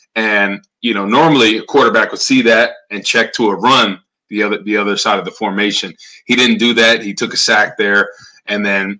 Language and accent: English; Rutherford, New Jersey, United States; now in St. Louis, United States; I'm originally from Rutherford, right? Right by Giants Stadium